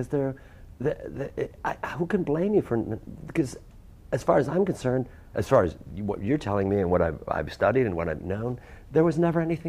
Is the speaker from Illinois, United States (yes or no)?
yes; Chicago, Illinois, United States; that's where I grew up a block away from Flukey's.